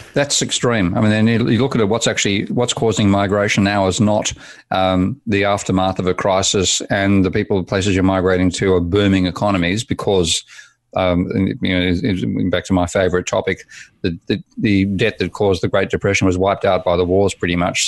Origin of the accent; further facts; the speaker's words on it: Australia; I was born in Australia in nineteen fifty-three, and so I was at school by fifty, fifty-seven, fifty-eight